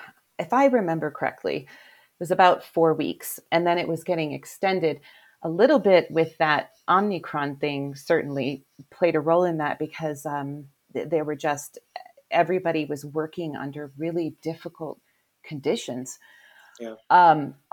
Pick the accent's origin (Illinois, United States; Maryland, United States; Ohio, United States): Ohio, United States; Cleveland; I am from Cleveland, yeah.